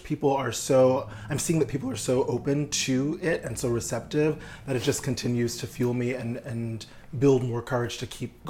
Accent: New York, United States; now in Los Angeles, United States; I'm from New York

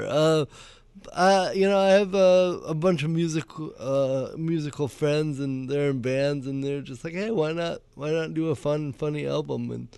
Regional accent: Cameroon; moved away; I was born in Cameroon, West Africa.

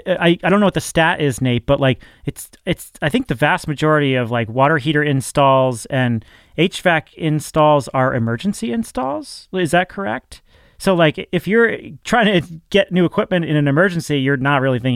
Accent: New England, United States; I'm from New England, so we use the word wicked all the time.

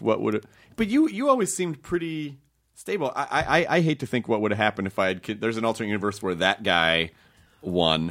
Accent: Memphis, Tennessee, United States; also born or lived in Kentucky; now in Los Angeles, United States; I grew up in Tennessee.

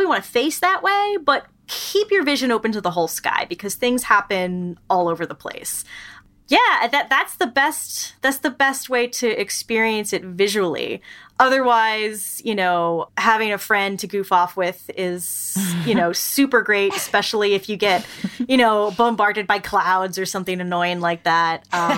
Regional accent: New York, United States; moved away; I grew up in New York

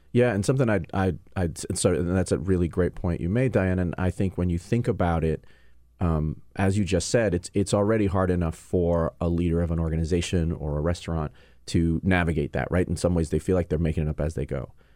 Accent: New York, United States; moved away as an adult; also born or lived in California; now in Washington, D.C., United States; I'm originally born and raised in New York, but spent six months in California

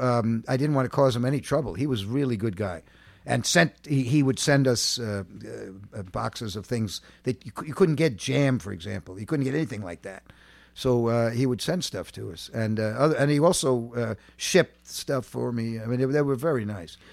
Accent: New York, United States; I grew up in Manhattan, uh, uh, uh, a block of cement

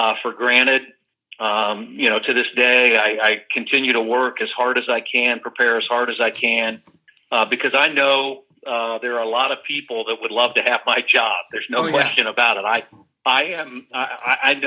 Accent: central Indiana, United States; also born or lived in Westfield, Indiana; I moved to Westfield when I was a high school junior. So I've been in the central Indiana area for more than 40 years

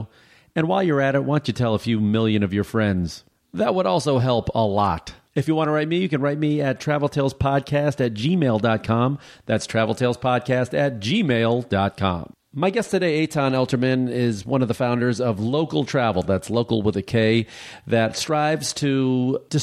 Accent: outside of Chicago, Illinois, United States; I grew up outside of Chicago

